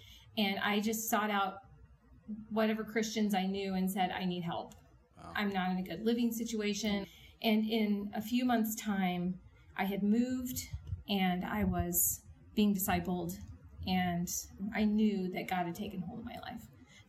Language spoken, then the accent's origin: English; New Orleans, Louisiana, United States; also born or lived in California / Seattle; I was born in Southern California and then lived for a time in Seattle and then ended up in New Orleans, and that's where my dad retired.